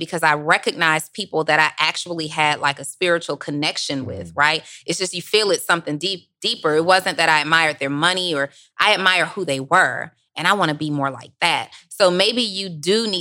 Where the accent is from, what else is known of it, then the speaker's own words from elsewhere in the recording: College Park, Georgia, United States; also born or lived in New Orleans, Louisiana; I'm from New Orleans and raised in College Park, Georgia